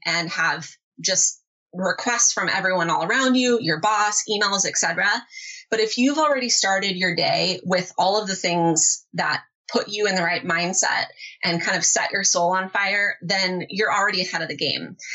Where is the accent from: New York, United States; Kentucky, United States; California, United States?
California, United States; Southern; moved away as an adult; now in Arizona, United States; I grew up in Southern California